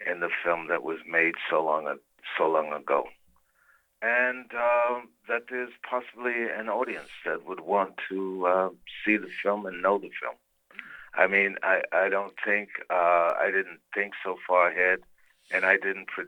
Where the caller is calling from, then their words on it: Lisbon, Portugal; I'm in Lisbon, Portugal.